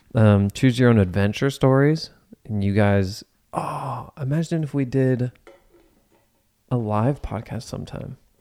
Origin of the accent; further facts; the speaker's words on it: Cincinnati, Ohio, United States; I was born and raised in Cincinnati.